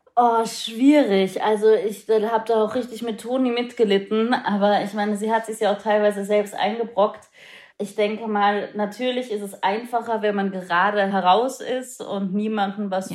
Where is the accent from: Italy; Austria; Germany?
Austria; moved away; ich bin in Österreich aufgewachsen